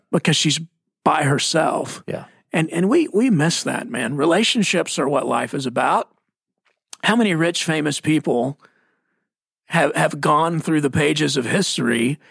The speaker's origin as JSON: {"language": "English", "town": "Mesquite", "region": "Texas", "country": "United States", "tie": "born or raised there", "said": "I'm from Mesquite, Texas. Uh, my dad was an electrician."}